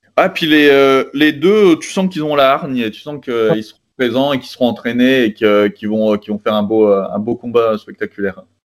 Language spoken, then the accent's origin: French; Arras, Hauts-de-France, France; je suis originaire, euh, du, nord de la France, quoi, d'Arras